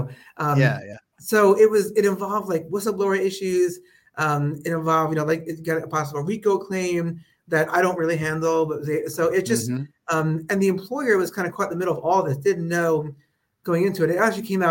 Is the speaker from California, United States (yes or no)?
no; Long Island, New York, United States; also born or lived in Brooklyn, New York; my parents moved to Long Island when I was a kid. So I grew up in a suburb of New York